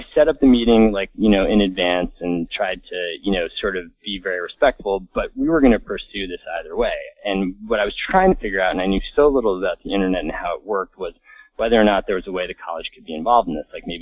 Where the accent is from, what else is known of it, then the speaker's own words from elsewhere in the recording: Connecticut, United States; the house that I grew up in Connecticut